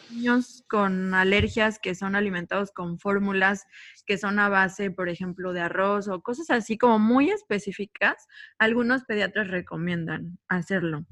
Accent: State of Mexico, Mexico; moved away as an adult; now in Cancún, Mexico; yo soy originaria del Estado de México, llevo ocho años viviendo acá en Cancún

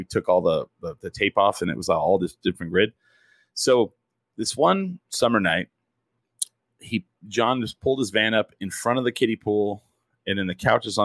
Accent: Clovis, New Mexico, United States; also born or lived in Portales, New Mexico; I grew up in Clovis

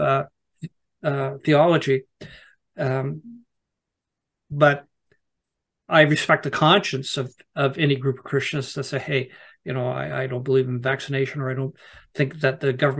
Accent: Canada; also born or lived in Nova Scotia; I'm from Canada

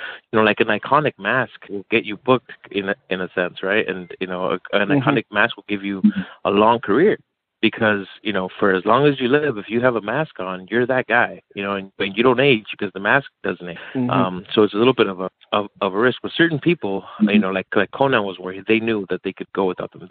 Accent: El Paso, Texas, United States; my hometown of El Paso, Texas

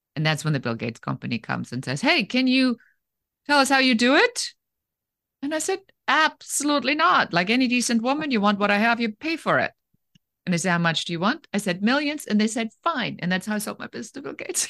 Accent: Germany; moved away; I was born in Germany

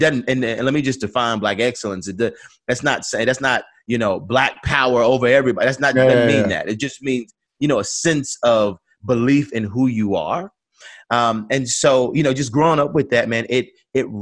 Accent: Atlanta, Georgia, United States; I grew up on Auburn Avenue, the birthplace of the movement.

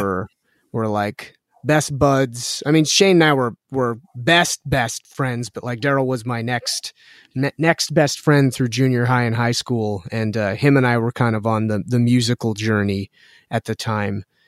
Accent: Winnipeg, Manitoba, Canada; I was born and raised here with my brother

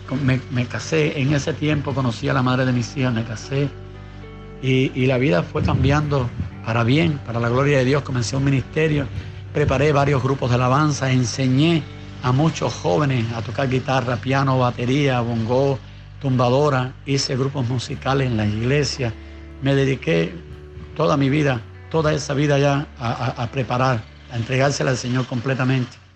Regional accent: Cuba; Nací en un hogar eh, bien humilde, bien pobre, en, el año 65 nací yo, un tiempo donde, era, donde se estaba sufriendo cambios verdaderamente aquí en, nuestro país

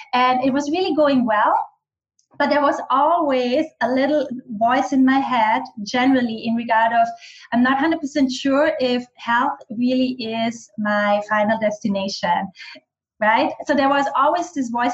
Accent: western Austria, Austria; first language German; English is a second language; also born or lived in Bali; German is my native language. I am much more authentic in German with my dialect. I'm from the west of Austria.

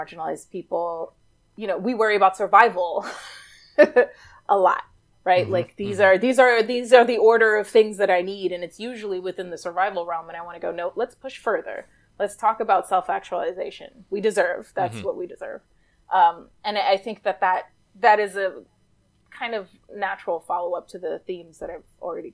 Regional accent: New York City, New York, United States; I grew up in New York City

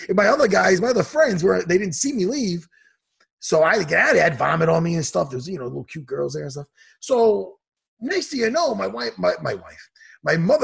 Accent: Long Island, New York, United States; here in Long Island, here in my hometown.

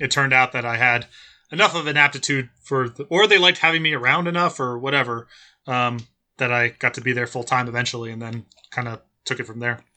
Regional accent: New Jersey, United States; moved away as an adult; also born or lived in San Diego; I grew up in Jersey

